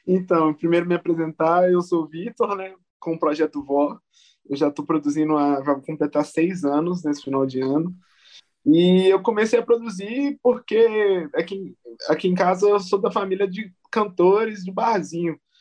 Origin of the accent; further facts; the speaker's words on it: Belo Horizonte, Minas Gerais, Brazil; eu sou da Zona Norte de, de BH, é, basicamente da região de Venda Nova, né, que chama aqui. E eu fui, eu nasci na, na Avenida Vilarinho